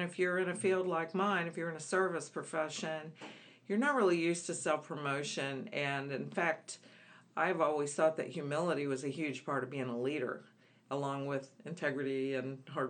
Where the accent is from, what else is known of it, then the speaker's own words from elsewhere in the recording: Alabama, United States; And he's from Mississippi, and I'm originally from Alabama.